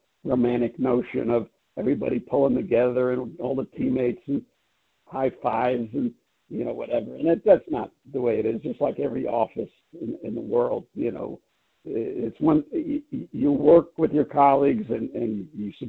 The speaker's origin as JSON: {"language": "English", "town": "New York City", "region": "New York", "country": "United States", "said": "I'm from Brooklyn, New York"}